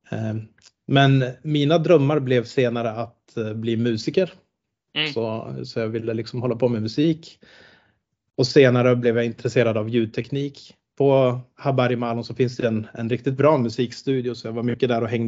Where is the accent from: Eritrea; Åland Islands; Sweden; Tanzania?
Tanzania; Eh, så jag är finlandssvensk. Mitt pass är finskt och har varit det ända sedan jag föddes. Men jag är född i Tanzania. Så jag är missionärsbarn och uppvuxen där då.